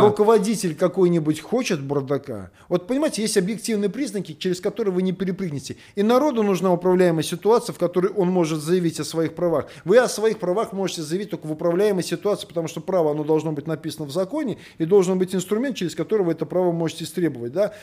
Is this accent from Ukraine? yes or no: no; Belarus; now in Russia; я сам белорус.